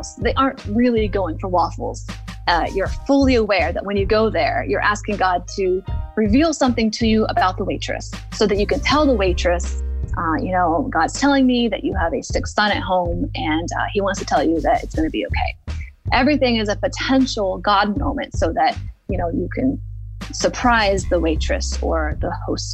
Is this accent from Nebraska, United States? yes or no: no; Yosemite area of California, United States; I'm from the Yosemite area of California